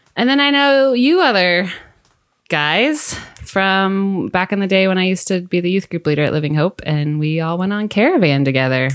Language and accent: English; Mount Ayr, Iowa, United States; moved away; I'm from Iowa originally, Southwest Iowa, Mount Air to be exact